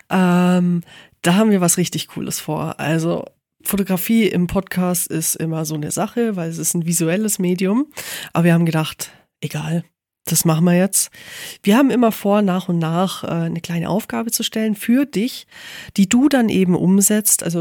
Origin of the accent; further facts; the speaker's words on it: Bavaria, Germany; also ich komme aus dem Allgäu, natürlich ist Wien riesig für mich.